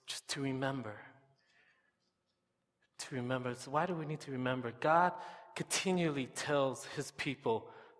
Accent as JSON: {"language": "English", "country": "United States", "moved": "as an adult", "lives_now": "Canada", "said": "I'm from the States"}